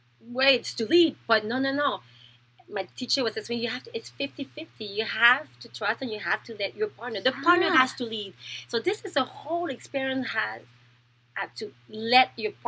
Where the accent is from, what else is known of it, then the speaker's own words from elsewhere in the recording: Thailand; born there; I was born in Thailand. I was adopted when I was 2 weeks old by a French father and a French Canadian mother